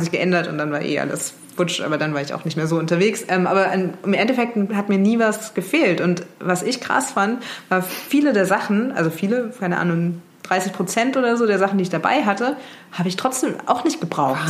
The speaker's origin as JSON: {"language": "German", "town": "Mainz", "region": "Rhineland-Palatinate", "country": "Germany", "moved": "yes", "said": "ich komme ursprünglich aus Mainz, bin dann auch in Mainz geblieben"}